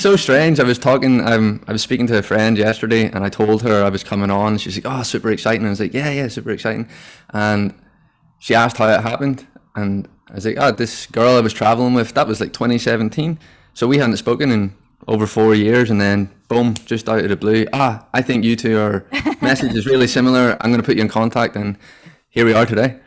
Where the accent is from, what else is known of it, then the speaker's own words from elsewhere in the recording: Northern Ireland, United Kingdom; moved away as an adult; now in Sydney, Australia; I am from originally Northern Ireland